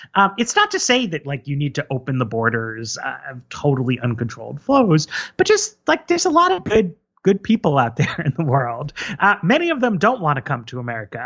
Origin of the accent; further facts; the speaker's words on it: New York, United States; first language English; I grew up in New York, which is a very immigrant-heavy city